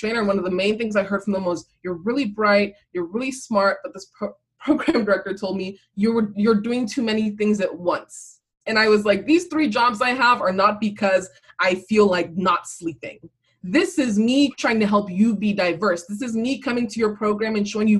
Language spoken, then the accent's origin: English; Cameroon; now in United States; I was born in Cameroon